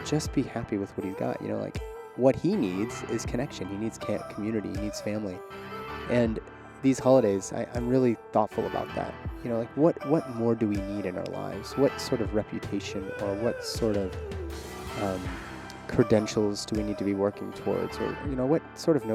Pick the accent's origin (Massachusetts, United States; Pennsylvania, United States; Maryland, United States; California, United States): Pennsylvania, United States; Pittsburgh; moved away; I am recording from Pittsburgh, Pennsylvania, my hometown